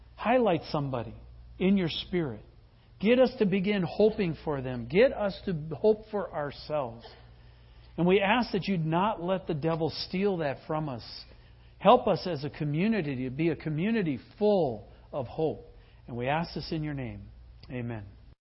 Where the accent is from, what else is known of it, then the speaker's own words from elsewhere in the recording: Midwest, United States; I come from the Midwest